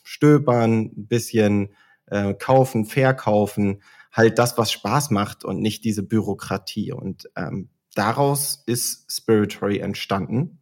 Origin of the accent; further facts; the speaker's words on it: Oldenburg, Lower Saxony, Germany; now in Munich, Germany; ich bin gebürtiger Oldenburger, ähm, komme also aus dem hohen Norden und lebe heute in München.